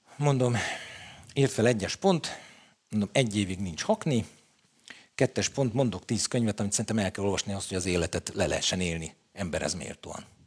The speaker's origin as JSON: {"language": "Hungarian", "region": "Budapest", "country": "Hungary", "tie": "born or raised there", "said": "Én a telekitérre születtem"}